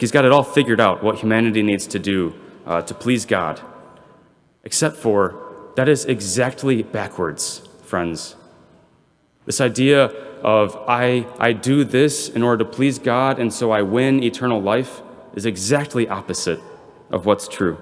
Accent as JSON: {"language": "English", "town": "Belvidere", "region": "Illinois", "country": "United States", "said": "I'm from Belvedere"}